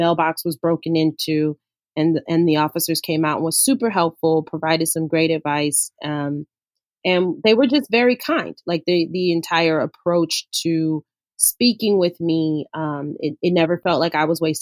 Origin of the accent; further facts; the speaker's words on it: Los Angeles, California, United States; I grew up in South LA, so I grew up in the inner city